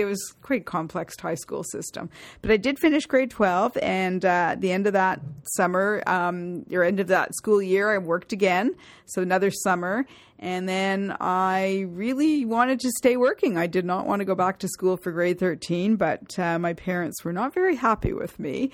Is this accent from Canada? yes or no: yes; Toronto, Ontario, Canada; Toronto, born and bred